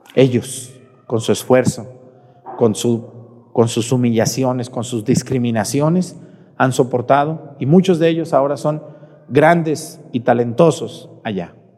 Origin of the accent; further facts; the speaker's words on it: Mexticacán, Jalisco, Mexico; soy de Mesticacán